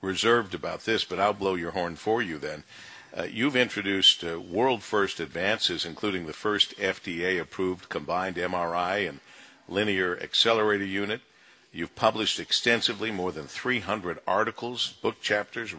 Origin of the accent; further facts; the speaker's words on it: Monroe, Michigan, United States; now in Detroit, United States; growing up in Monroe